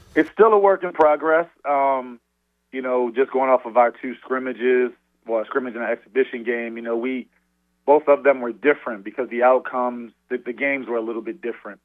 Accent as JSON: {"language": "English", "town": "Baltimore", "region": "Maryland", "country": "United States", "tie": "born or raised there", "said": "I was born and raised in Baltimore."}